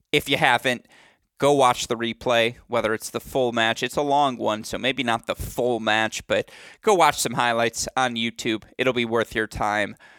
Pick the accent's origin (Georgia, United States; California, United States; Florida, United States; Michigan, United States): Michigan, United States; Bloomfield Hills; my hometown, Bloomfield Hills, Michigan